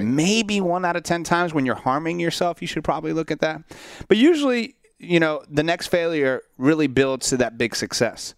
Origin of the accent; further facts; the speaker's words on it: Central Florida, United States; I grew up in Central Florida